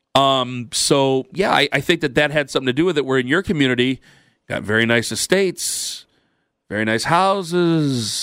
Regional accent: Perry, United States; moved away; when I was a kid, in Maslin, now I'm from Perry, but it's next to Maslin

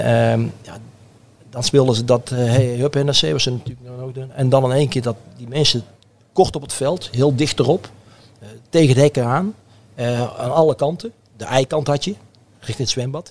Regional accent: Oosterhout, North Brabant, Netherlands; also born or lived in Breda; ik ben in Breda geboren, maar ik ben in Oosterd opgegroeid.

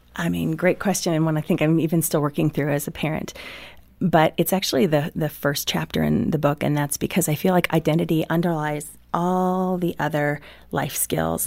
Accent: Midwest, United States; I grew up in the Midwest

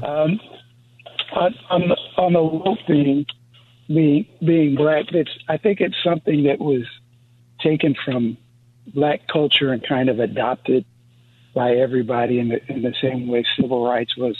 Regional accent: East Coast, United States; I'm from the East Coast.

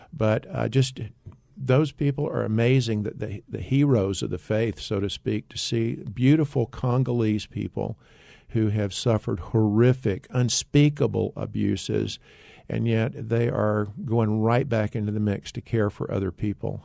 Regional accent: North Carolina, United States; moved away as an adult; also born or lived in Tennessee / Dallas, Texas; now in Arizona, United States; I grew up in North Carolina. I'm thankful that, uh, to be a Tar Heel, I still am, even though I live in Arizona.

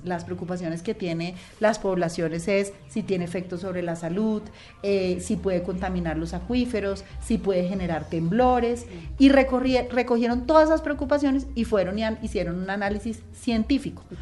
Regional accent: Colombia; como colombianos

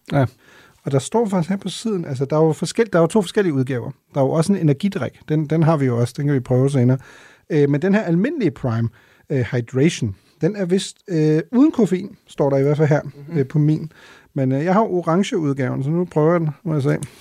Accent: Denmark; er vi så meget danskere og øh, nordeuropæere

